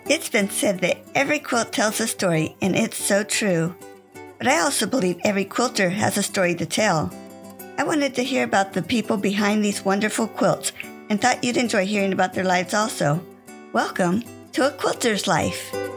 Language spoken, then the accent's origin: English; California, United States; I was born and raised in California